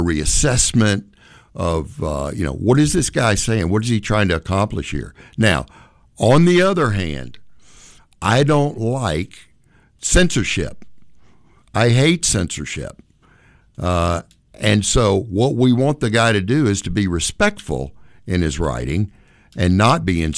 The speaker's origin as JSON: {"language": "English", "region": "the South", "country": "United States", "tie": "born or raised there", "also_born_or_lived": "upstate New York", "moved": "yes", "said": "I grew up in the South."}